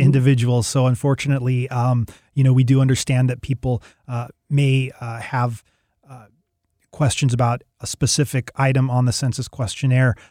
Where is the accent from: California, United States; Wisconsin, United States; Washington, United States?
Washington, United States; Seattle; moved away; I'm from the Seattle area originally